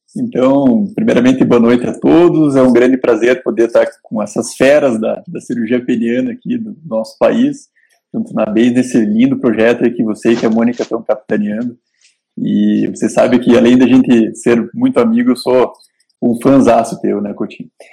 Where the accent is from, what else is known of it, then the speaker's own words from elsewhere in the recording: the South, southern Brazil, Brazil; a gente aqui do Sul, eu sou alemão